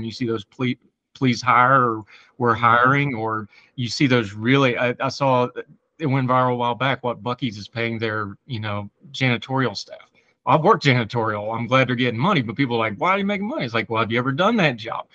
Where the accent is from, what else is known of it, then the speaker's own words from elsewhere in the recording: United States; accent: hillbilly; my hillbilly accent